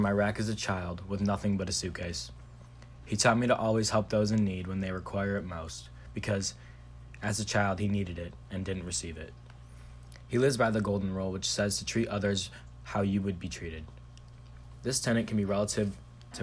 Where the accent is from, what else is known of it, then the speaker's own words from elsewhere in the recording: Shelby Township, Michigan, United States; I'm from Shelby Township, Michigan